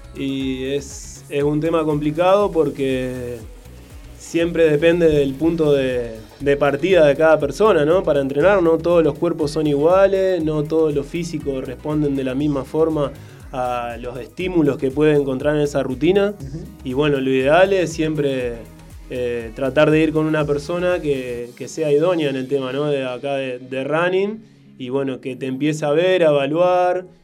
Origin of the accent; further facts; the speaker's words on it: Rosario, Santa Fe, Argentina; yo soy de zona